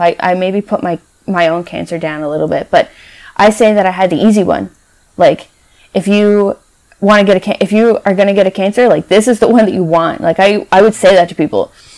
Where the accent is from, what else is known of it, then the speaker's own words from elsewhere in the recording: Newfoundland and Labrador, Canada; moved away; I'm from Newfoundland originally.